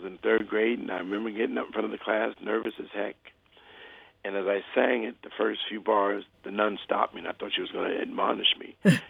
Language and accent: English; New York, United States; Oh, well, it was wonderful. I had a very broad upbringing.